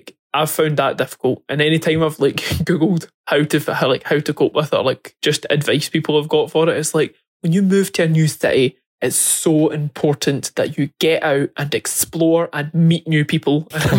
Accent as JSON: {"language": "English", "region": "Scotland", "country": "United Kingdom", "also_born_or_lived": "near London, England", "accent": "Scottish", "moved": "as an adult", "lives_now": "England, United Kingdom"}